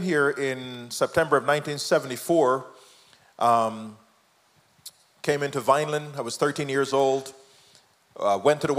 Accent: Jamaica; moved away; I am the product of my mom, teenage mom, raised by my grandmom. My mom came to America, left me in Jamaica

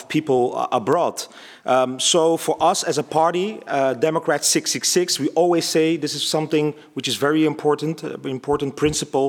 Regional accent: Kinshasa, DR Congo; now in Eindhoven, Netherlands; I came from Congo, Kinshasa

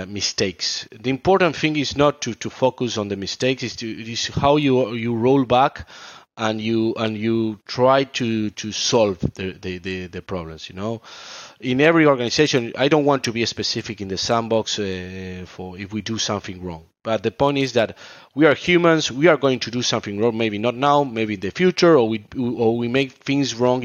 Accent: Argentina; I'm from South America, I'm from Argentina

